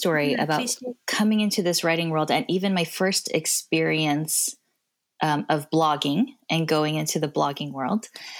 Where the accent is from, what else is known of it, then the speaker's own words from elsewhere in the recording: Kazakhstan; Oh, I grew up in Kazakhstan.